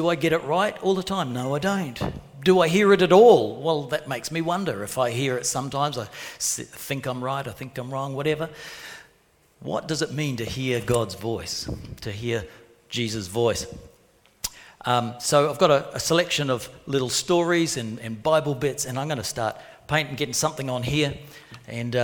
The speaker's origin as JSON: {"language": "English", "country": "New Zealand", "tie": "born or raised there", "also_born_or_lived": "Port Hedland, Australia", "moved": "as an adult", "lives_now": "Coffs Harbour, Australia", "said": "Growing up in New Zealand"}